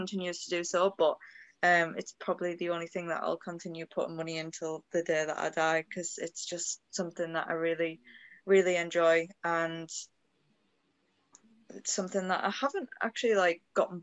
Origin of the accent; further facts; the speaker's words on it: Hartlepool, North East England, United Kingdom; now in Lake District, United Kingdom; I'm originally from Hartlepool